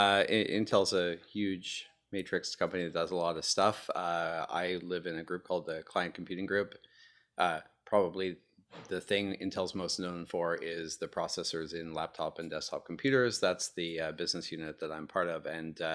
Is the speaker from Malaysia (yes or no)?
no; Montreal, Quebec, Canada; I'm originally from Montreal, Canada, and I got my start at a company there called Matrox Graphics